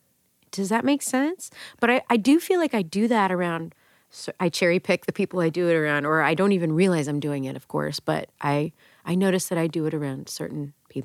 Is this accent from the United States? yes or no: yes; Texas, United States; moved away as an adult; now in New York, United States; I'm from Texas.